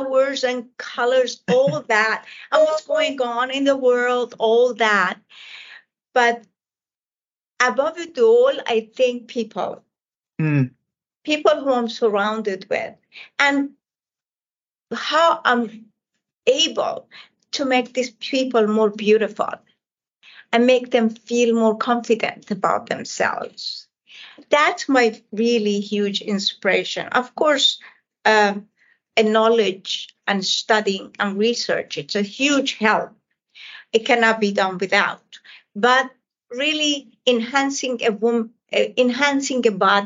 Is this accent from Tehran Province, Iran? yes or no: no; Isfahan, Iran; English is a second language; moved away as an adult; now in United States; I come from Iran, and it's all the tile work and all the architect, especially the city I come from, Isfahan, is all about that magnificent architect.